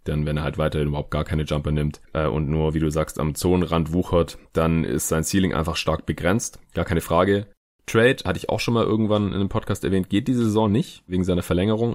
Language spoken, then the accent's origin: German; near Stuttgart, Baden-Württemberg, Germany; aus Reutlingen, also aus der Nähe von Stuttgart, wo ich aufgewachsen bin.